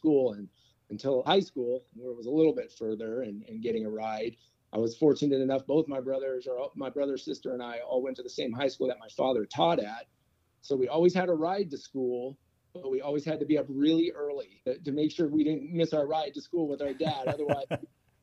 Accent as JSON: {"language": "English", "town": "Daly City", "region": "California", "country": "United States", "tie": "born or raised there", "also_born_or_lived": "San Francisco, California", "said": "So I was born in San Francisco, California, the youngest of three. I grew up in Daly City"}